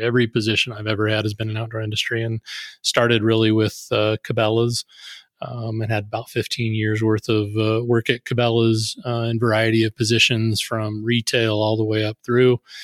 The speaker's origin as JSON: {"language": "English", "town": "Sidney", "region": "Nebraska", "country": "United States", "tie": "born or raised there", "said": "I grew up in Sydney, Nebraska"}